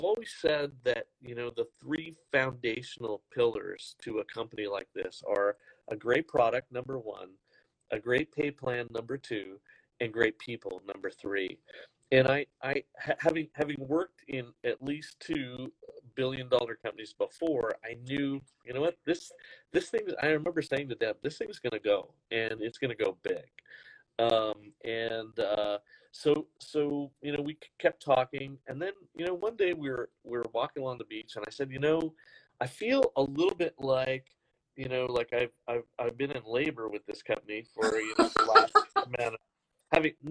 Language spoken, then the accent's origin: English; Canada; I'm originally Canadian